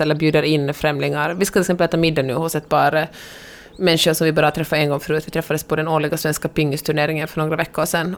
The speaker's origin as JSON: {"language": "Swedish", "town": "Helsinki", "region": "Uusimaa", "country": "Finland", "tie": "born or raised there", "moved": "yes", "lives_now": "Los Angeles, United States"}